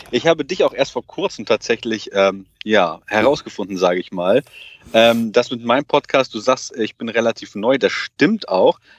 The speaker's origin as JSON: {"language": "German", "country": "Portugal", "said": "Also ich selber bin Portugiese"}